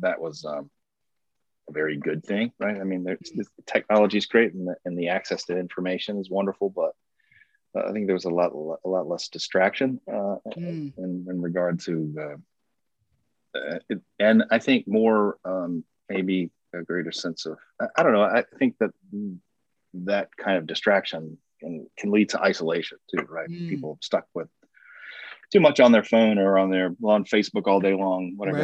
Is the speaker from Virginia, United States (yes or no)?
yes; Chesterfield, Virginia, United States; also born or lived in Midlothian, Virginia; I grew up in Chesterfield, actually. So about 25 minutes from where I live now.